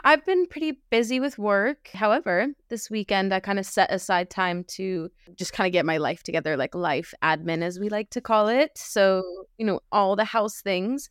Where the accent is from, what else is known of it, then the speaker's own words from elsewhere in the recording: Los Angeles, California, United States; moved away as an adult; now in United Kingdom; I am originally from L